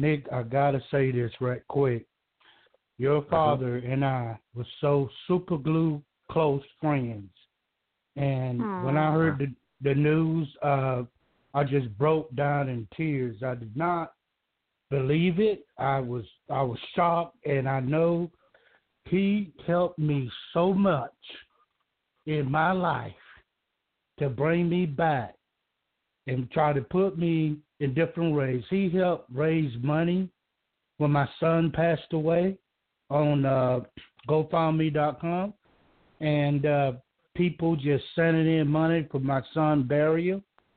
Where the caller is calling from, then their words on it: Georgia, United States; I'm calling from Georgia.